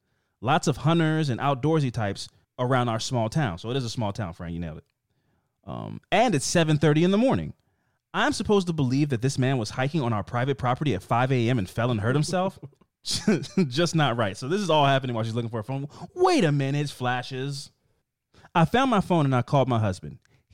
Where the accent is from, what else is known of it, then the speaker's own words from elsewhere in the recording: Midwest, United States; But I'm from the Midwest, and we tend to be a little over polite.